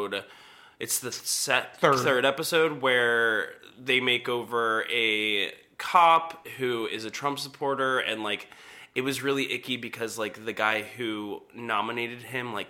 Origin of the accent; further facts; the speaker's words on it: Marietta, Georgia, United States; my hometown